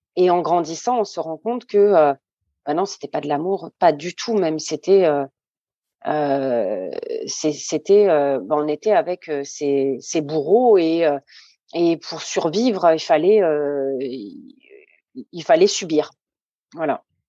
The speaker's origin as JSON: {"language": "French", "country": "France", "tie": "born or raised there", "also_born_or_lived": "Saint-Benoît, Réunion", "said": "j'ai grandi en métropole. Je suis arrivée en métropole à hum, à presque trois ans"}